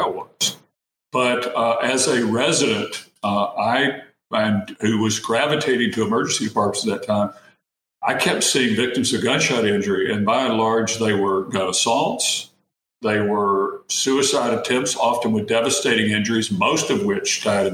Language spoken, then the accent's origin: English; East Tennessee, United States; I was born and raised in East Tennessee in a small town.